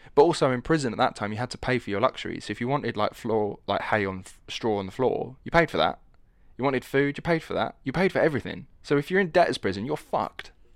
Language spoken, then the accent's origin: English; Essex, East of England, United Kingdom; accent: estuary; I'm from Essex, which is the east side of London